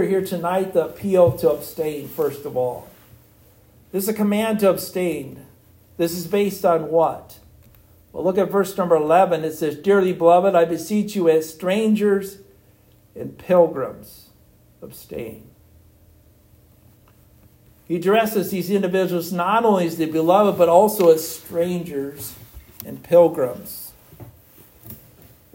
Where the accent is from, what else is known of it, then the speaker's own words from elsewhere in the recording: United States; I'm an American citizen